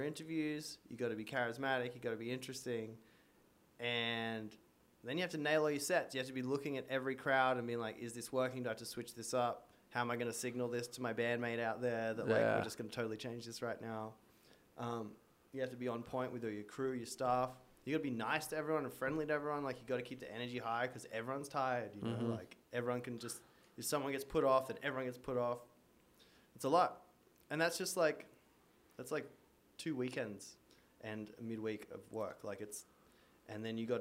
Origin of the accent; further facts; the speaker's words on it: Australia; moved away as an adult; now in United States; I was a surfer growing up in Australia, loved the ocean, came over to America